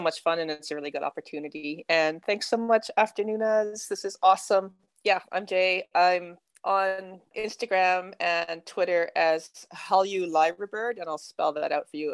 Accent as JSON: {"language": "English", "country": "Canada", "accent": "Canadian", "moved": "yes", "lives_now": "Melbourne, Australia", "said": "You can tell by the accent, though, I'm like Canadian. So, I mean, I'm Aussie by citizenship now, but I'm um, originally from Canada"}